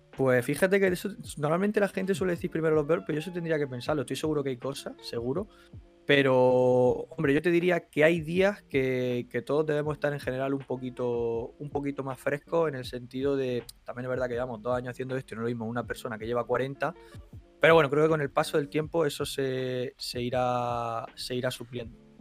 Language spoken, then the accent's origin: Spanish; Albox, Andalusia, Spain; moved away; yo me he criado en un no barrio, porque no es un pueblo que prácticamente no tiene barrio, eh, en Albox, en Almería